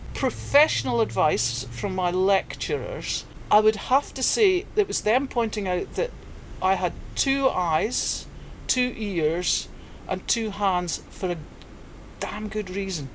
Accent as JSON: {"language": "English", "area": "Perthshire", "region": "Scotland", "country": "United Kingdom", "tie": "born or raised there", "also_born_or_lived": "Aberdeenshire / Northern Ireland / Mui Wo, Hong Kong", "moved": "as an adult", "lives_now": "Hong Kong", "said": "I was born in Aberdeenshire but quickly moved to Perthshire to a very agricultural area."}